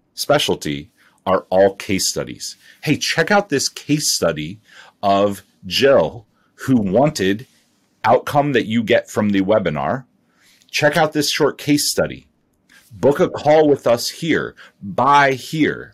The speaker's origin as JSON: {"language": "English", "region": "Ohio", "country": "United States", "tie": "born or raised there", "said": "I grew up, I grew up in Ohio."}